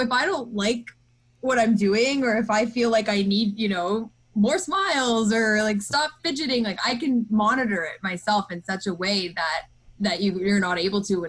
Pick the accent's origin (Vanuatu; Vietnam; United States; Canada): Canada; I'm Canadian